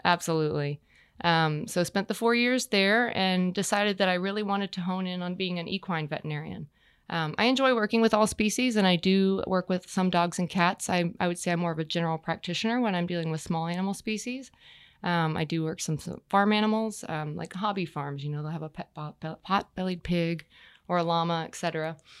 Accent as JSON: {"language": "English", "region": "Texas", "country": "United States", "tie": "born or raised there", "moved": "as an adult", "lives_now": "Wellington, Florida, United States", "said": "I grew up in Texas"}